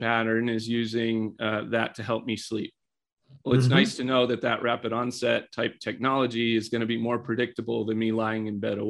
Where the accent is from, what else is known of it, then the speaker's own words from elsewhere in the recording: Colorado, United States; So if we take some consumer brand type things in my home state of Colorado